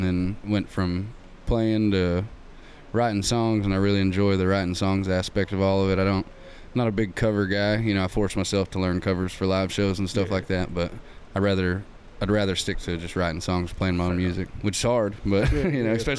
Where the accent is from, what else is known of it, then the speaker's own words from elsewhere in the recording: Clifton, Texas, United States; now in Stephenville, United States; I'm from Clifton, but I live in Stephenville now.